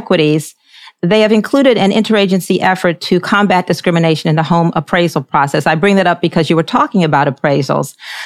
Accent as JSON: {"language": "English", "town": "Baltimore", "region": "Maryland", "country": "United States", "tie": "born or raised there", "moved": "yes", "lives_now": "Charlotte, United States", "said": "where I grew up in Baltimore, Maryland"}